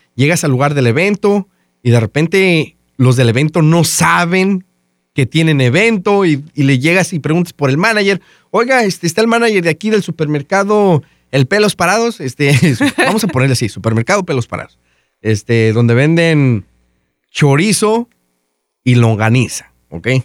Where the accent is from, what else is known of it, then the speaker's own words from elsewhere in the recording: Mexico; moved away; En mi casa y todos en mi pueblo, allá en México